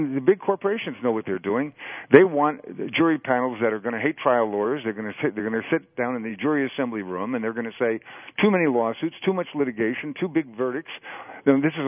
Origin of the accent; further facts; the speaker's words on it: East Coast, United States; when I was a kid growing up on the East Coast